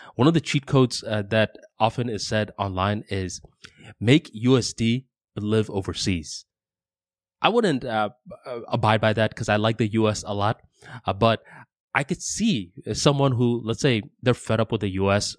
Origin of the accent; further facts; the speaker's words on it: United States; I am an American.